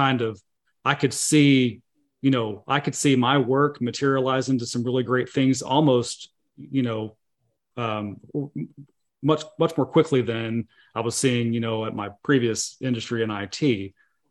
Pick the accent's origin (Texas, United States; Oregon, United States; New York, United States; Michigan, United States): Texas, United States; Hurst; also born or lived in Lubbock, Texas; we were from this area here in DFW. My wife from Plano, I'm from Hearst, Euless, Bedford